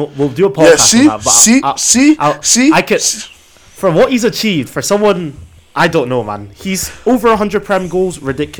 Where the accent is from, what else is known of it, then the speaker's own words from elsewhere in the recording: Aberdeen, Scotland, United Kingdom; We're from Aberdeen.